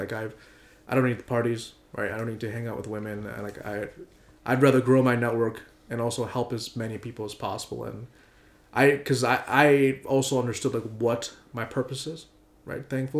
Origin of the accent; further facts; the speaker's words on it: Malaysia; Other locations are Malaysia, because I'm also Malaysian.